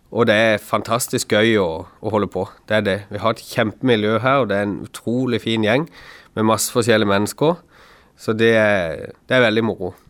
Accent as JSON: {"language": "Norwegian", "town": "Kristiansand", "region": "Agder", "country": "Norway", "said": "er jeg fra Flekkerøy sjøl"}